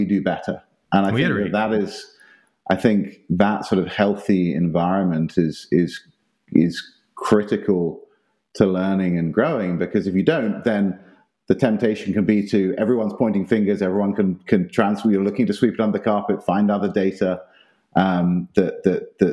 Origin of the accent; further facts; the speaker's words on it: South East England, United Kingdom; now in Austin, United States; growing up in England, we used to go down to Italy and the south of France each summer